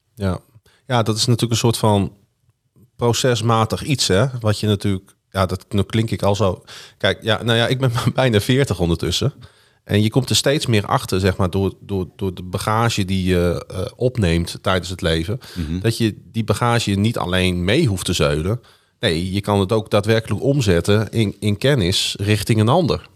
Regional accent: Groningen, Netherlands; Ik zeg, kom uit Groningen

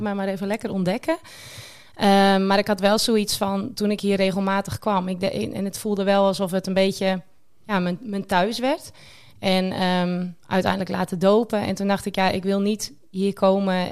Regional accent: Sneek, Friesland, Netherlands; ik ben 32 jaar en ik kom uit Sneek.

